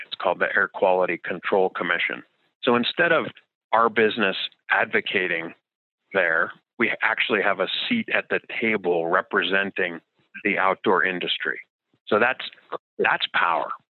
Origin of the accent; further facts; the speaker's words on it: New Jersey, United States; moved away; growing up in New Jersey